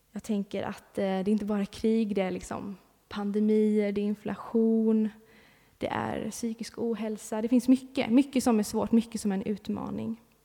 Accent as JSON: {"language": "Swedish", "country": "Sweden", "tie": "born or raised there", "moved": "yes", "said": "jag bor inte här just nu, men jag har bott här, jag är uppvuxen här i Backa"}